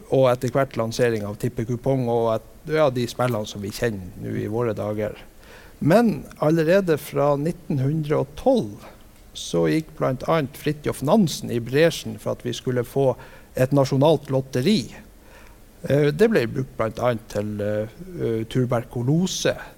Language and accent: Norwegian; Vestbygda, Norway; hjemme i Vestbygda